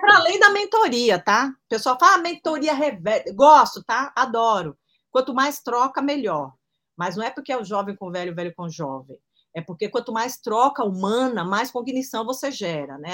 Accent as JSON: {"language": "Portuguese", "country": "Brazil"}